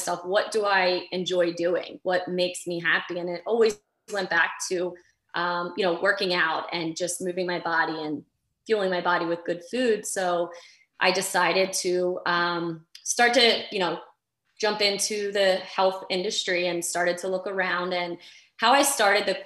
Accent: Delaware, United States; I am from the small state of Delaware, but the first state.

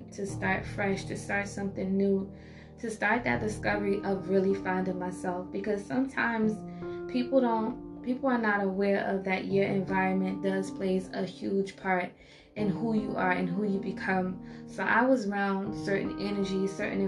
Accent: South Carolina, United States; moved away as an adult; I was born and raised in South Carolina.

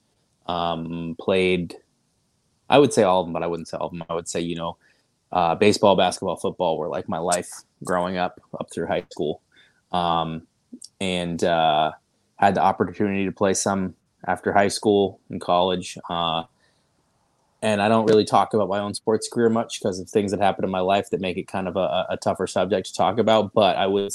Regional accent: Cambridge, Massachusetts, United States; I grew up in Cambridge, Massachusetts, which is right across the river from Boston

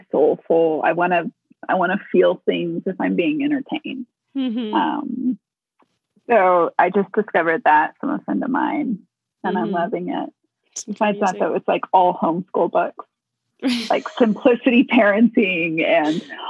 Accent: Texas, United States; now in Colorado Springs, United States; I grew up in Texas

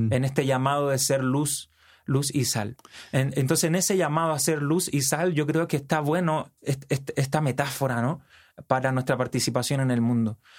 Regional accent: Chile; yo soy de Chile, eh, al sur de Latinoamérica.

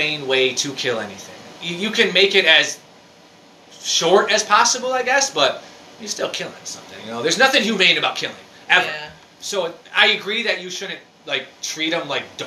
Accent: United States; especially as Americans

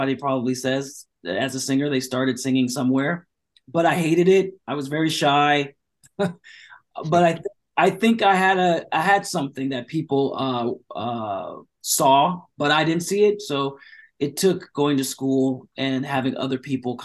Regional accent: Orange County, California, United States; born or raised there; also born or lived in Long Beach, California; now in Los Angeles, United States

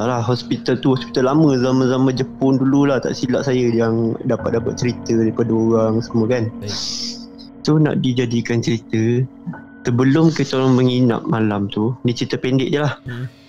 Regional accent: Selangor, Malaysia; saya daripada Selangor, umur saya 22.

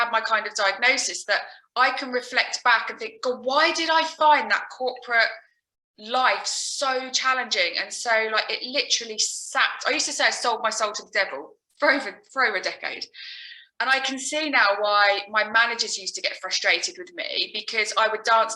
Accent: Alton, South East England, United Kingdom; I'm from Alton in Hampshire

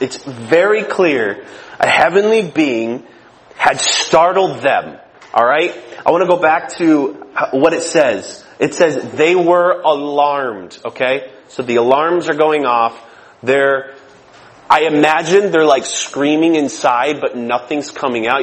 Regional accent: Michigan, United States; I'm from Michigan

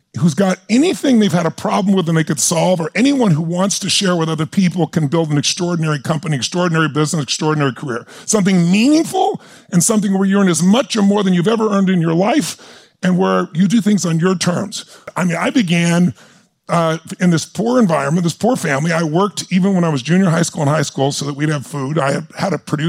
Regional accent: Azusa, California, United States; I grew up, I'm a kid from Azusa, California.

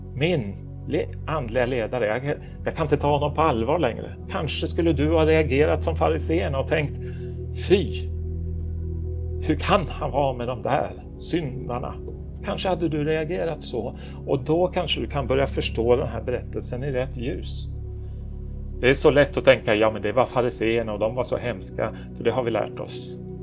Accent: Stockholm, Stockholm County, Sweden; moved away as an adult; now in Oslo, Norway; jag är född och uppvuxen i Stockholm

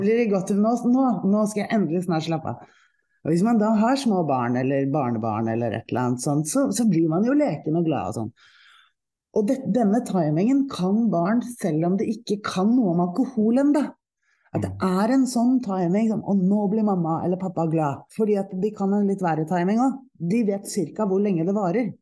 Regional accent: Oslo, Norway; also born or lived in Nesodden; Jeg er, eh, jeg er fra Oslo. Jeg er oppvokst i eh, teatermiljøet

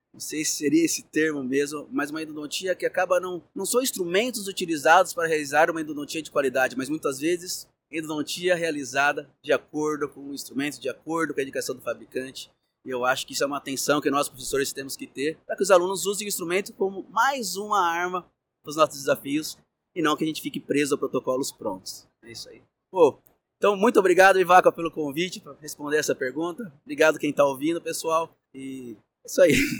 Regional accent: São Paulo, Brazil; Sou aqui de São Paulo, capital

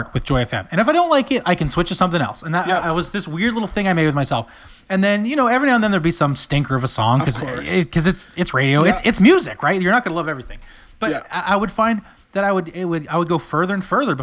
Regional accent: Sussex, New Brunswick, Canada; also born or lived in Fredericton, New Brunswick; I grew up in Sussex, which didn't have Christian radio

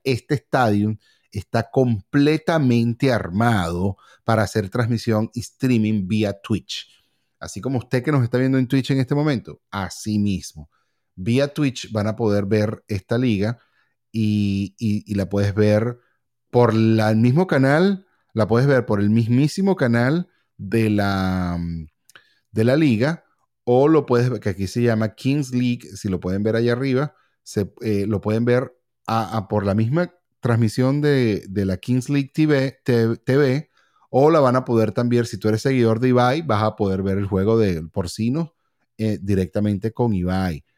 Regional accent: Venezuela; also born or lived in California; now in Miami, United States; nosotros como venezolanos

